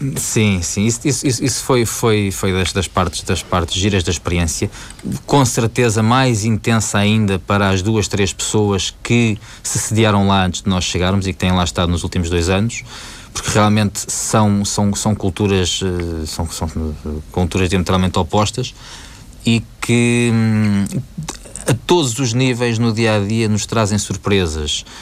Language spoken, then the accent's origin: Portuguese; Portugal; moved away; sendo o meu país de origem